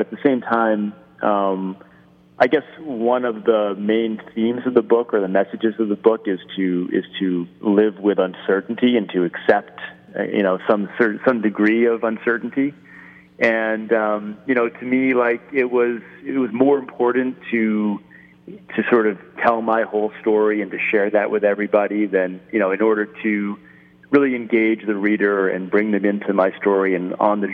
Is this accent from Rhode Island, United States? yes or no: yes; Rhode Island, United States; I grew up in Rhode Island